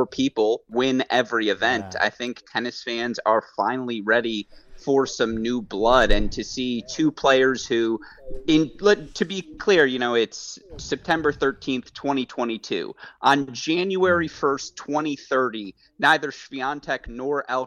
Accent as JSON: {"language": "English", "town": "Detroit", "region": "Michigan", "country": "United States", "moved": "yes", "said": "I am from Detroit initially"}